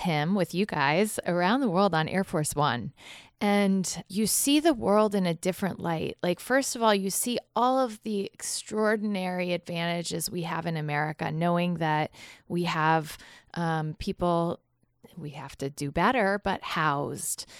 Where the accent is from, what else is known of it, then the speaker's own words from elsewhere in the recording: Galesburg, Illinois, United States; I was raised in Galesburg, Illinois